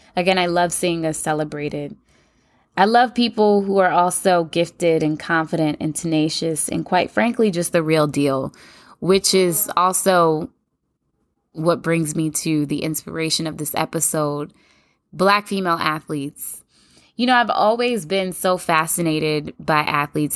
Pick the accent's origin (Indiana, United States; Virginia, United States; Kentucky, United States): Kentucky, United States; I'm from Kentucky